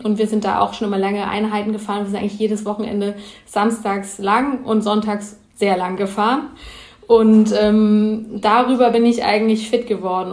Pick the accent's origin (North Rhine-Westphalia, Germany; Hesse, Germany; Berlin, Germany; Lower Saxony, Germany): Hesse, Germany; Heppenheim; Also ich komme aus äh, Heppenheim, das liegt zwischen Frankfurt und Heidelberg eigentlich so in der Mitte, im Hessen